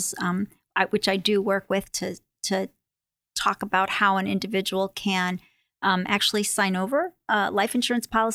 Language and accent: English; New York, United States; moved away as an adult; now in Connecticut, United States; I'm born and raised in New York and went to UConn for my undergraduate degree